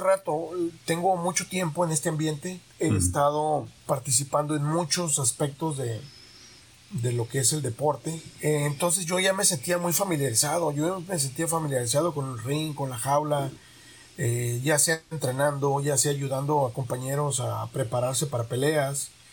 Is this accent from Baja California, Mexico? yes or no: yes; Tijuana, Baja California, Mexico; soy hijo, soy padre y soy tijuanense